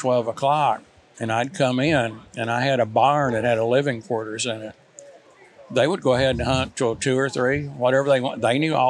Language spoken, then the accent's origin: English; Illinois, United States; also born or lived in Mississippi; And my dad moved up there in 1953 and went to work at Caterpillar. So I spent my growing up years in Illinois.